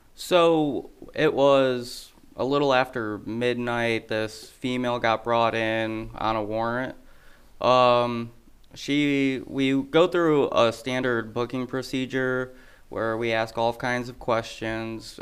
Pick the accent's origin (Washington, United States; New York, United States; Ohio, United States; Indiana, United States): Ohio, United States; Toledo; now in Adams County, Illinois, United States; I'm originally from Ohio